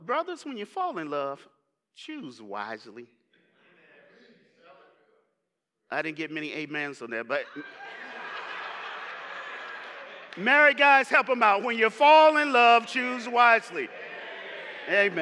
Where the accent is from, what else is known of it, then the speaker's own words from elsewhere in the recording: Tallahassee, Florida, United States; moved away as an adult; also born or lived in New York City / Atlanta, Georgia; I'm from Tallahassee, Florida.